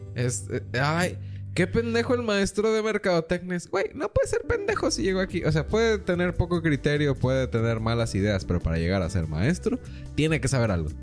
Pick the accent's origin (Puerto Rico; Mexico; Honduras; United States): Mexico; como mexicanos